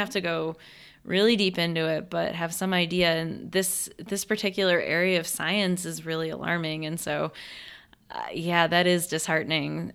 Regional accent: Western New York, United States; moved away as an adult; also born or lived in Texas; I grew up in Western New York, had a certain climate

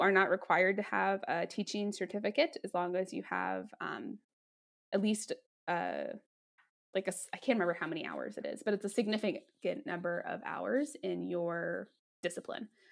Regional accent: Denver, Colorado, United States; also born or lived in Washington, D.C.; I'm from Denver from Colorado

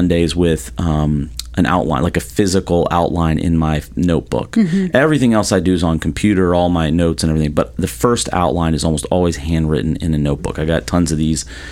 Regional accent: the South, United States; now in Florida, United States; I'm from the South

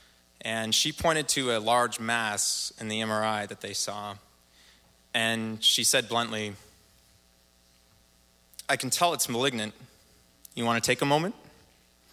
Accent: Portland, Oregon, United States; born or raised there

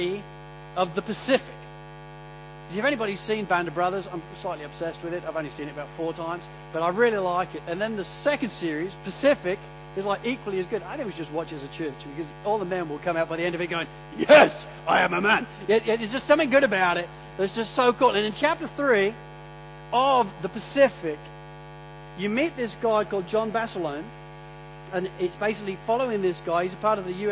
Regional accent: Sydney, New South Wales, Australia; I'm from Sydney

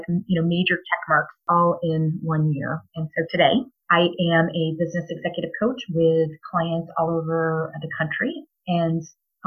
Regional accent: New Hampshire, United States; moved away as an adult; now in Boise, Idaho, United States; I was born and raised in New Hampshire

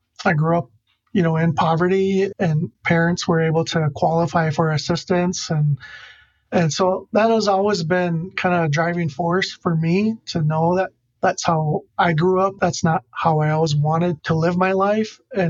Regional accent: Oneida, Wisconsin, United States; I was born and raised in Oneida. I went to Seymour Public School and went to UWGB.

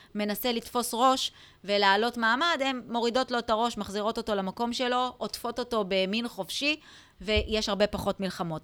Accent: Israel; אצלנו בישראל

